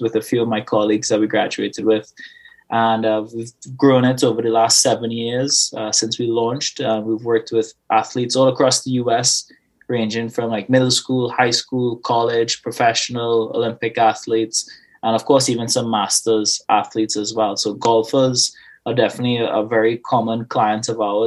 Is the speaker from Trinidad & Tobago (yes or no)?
yes; Trinidad & Tobago; moved away; I was born and raised Twin Islands of Trinidad and Tobago